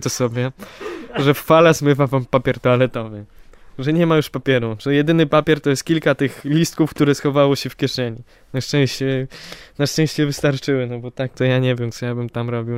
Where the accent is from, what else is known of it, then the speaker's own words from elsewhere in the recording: Poland; Jesteśmy z Polski